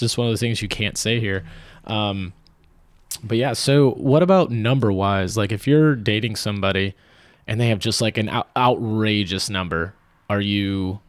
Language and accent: English; Midwest, United States; I'm like, I've been one, I'm from the Midwest.